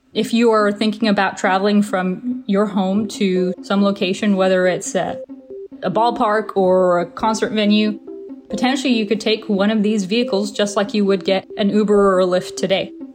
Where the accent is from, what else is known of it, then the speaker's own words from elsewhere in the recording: Hounslow, London, United Kingdom; I grew up in Hounslow, United Kingdom, just outside of London, about 30 minutes outside of London